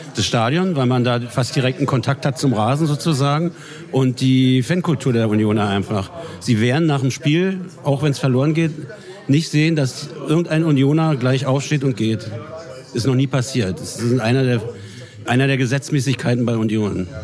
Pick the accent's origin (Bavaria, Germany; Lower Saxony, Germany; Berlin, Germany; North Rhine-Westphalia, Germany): Berlin, Germany; moved away as an adult; now in Munich, Germany; Ich bin aufgewachsen in Neukölln, in Niemitzstraße